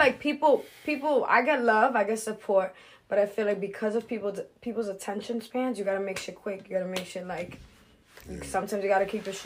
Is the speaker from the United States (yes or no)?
yes; Lawrence, Massachusetts, United States; I'm from Lawrence.